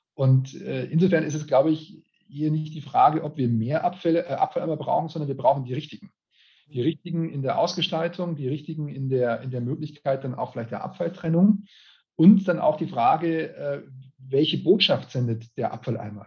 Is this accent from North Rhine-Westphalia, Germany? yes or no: no; Regensburg, Bavaria, Germany; ich bin Regensburger